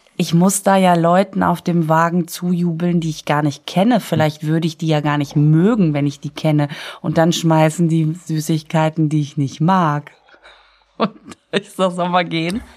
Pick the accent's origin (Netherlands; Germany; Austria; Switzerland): Germany; Düsseldorf, North Rhine-Westphalia; moved away; also born or lived in Münster; Ich sag, aus Düsseldorf.